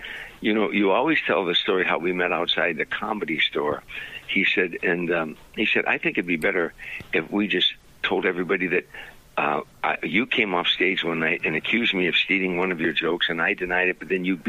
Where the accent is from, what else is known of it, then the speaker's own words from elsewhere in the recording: Harvey, Illinois, United States; moved away as an adult; now in Sherman Oaks, United States; As a little boy growing up in Harvey